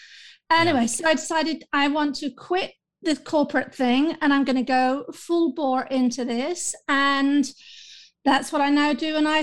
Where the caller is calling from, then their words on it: London, United Kingdom; I'm calling in from London, the United Kingdom